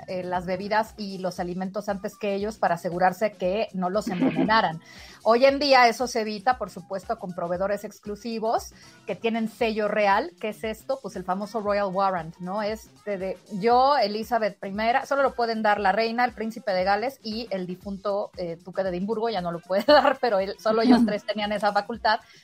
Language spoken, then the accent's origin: Spanish; Mexico; also born or lived in Spain; como somos los mexicanos